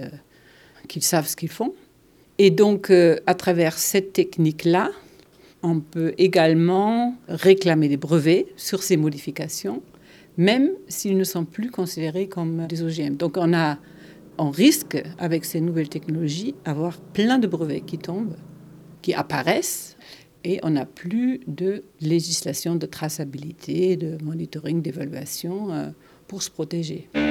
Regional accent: Germany; French is a second language; moved away; je suis allemande

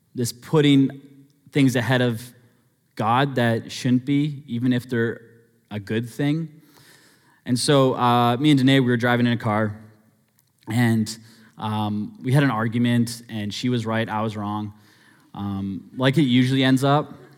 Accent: Abbotsford, British Columbia, Canada; growing up in Abbotsford

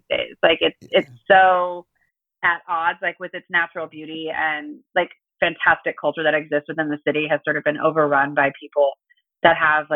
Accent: Los Angeles, California, United States; also born or lived in Santa Cruz; I am from California, from Los Angeles

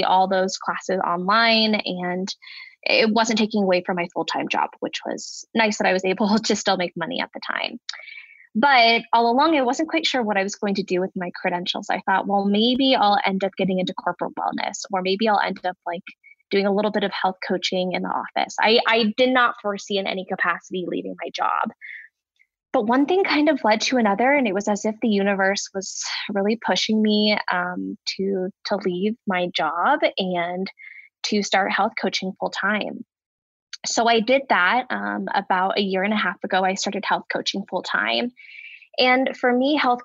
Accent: Bay Area, Northern California, United States; moved away as an adult; now in Denver, United States; I am originally from Northern California. I grew up in the Bay Area

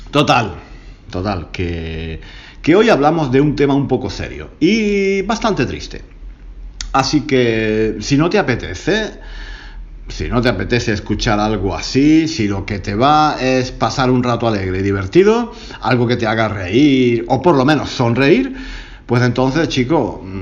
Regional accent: Granada, Andalusia, Spain; algo que ocurrió en Granada, mi, mi ciudad natal.

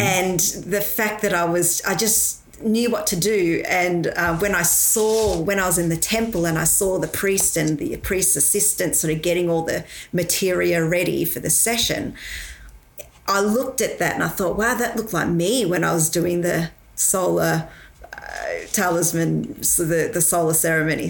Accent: Victoria, Australia; also born or lived in Malaysia; I was born in Malaysia. And um, when I was, uh, I guess, seven years old, I moved over to Australia.

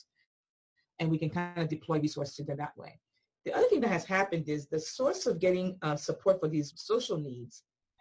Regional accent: Nigeria; now in United States; I grew up in Nigeria

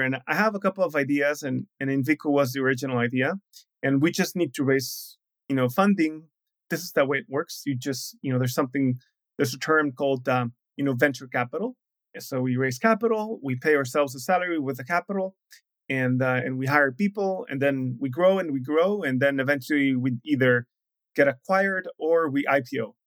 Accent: Mexico; moved away as an adult; also born or lived in Shanghai, China / Brazil; I'm from Mexico

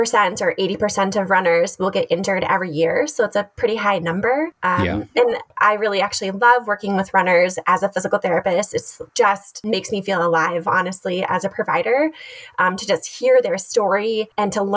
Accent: Stillwater, Minnesota, United States; I am from Stillwater, Minnesota

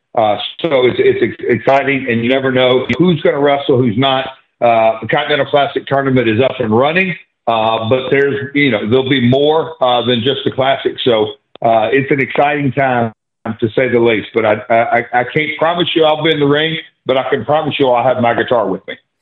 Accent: Nashville, Tennessee, United States; I'm from Nashville

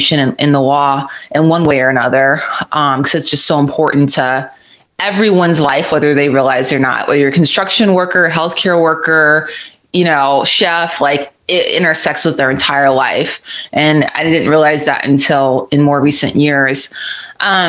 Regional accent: Florida, United States; moved away as an adult; I grew up in Florida, and I love that state

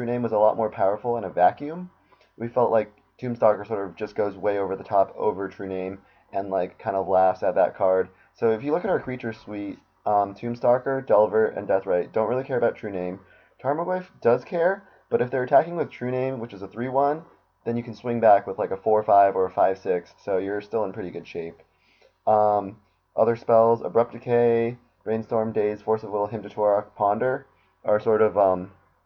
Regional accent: Boston, Massachusetts, United States; moved away as an adult; now in Virginia, United States; I'm from Boston originally, but I moved to the Virginia area for work, and I've been there since about July

